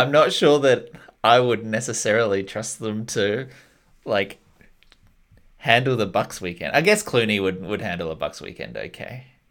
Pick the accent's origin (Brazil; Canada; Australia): Australia; moved away as an adult; now in New Zealand; I'm Australian